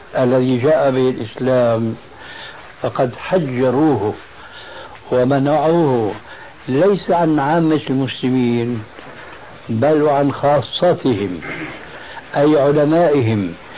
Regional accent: Syria; أنا نشأت حنفي المذهب في سوريا.

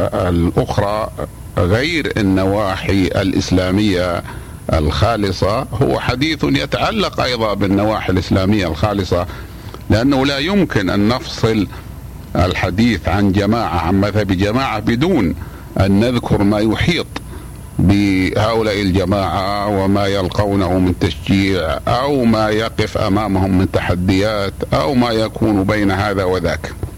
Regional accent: Saudi Arabia; بلادنا السعودية

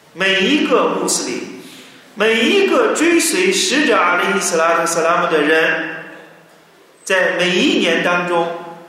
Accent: China; 我们中国人

